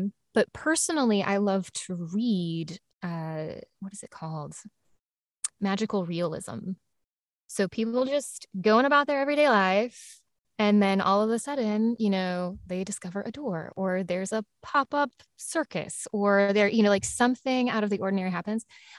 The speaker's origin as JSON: {"language": "English", "region": "the South", "country": "United States", "accent": "Southern", "said": "my own Southern accent is going to start coming out because I'm tired."}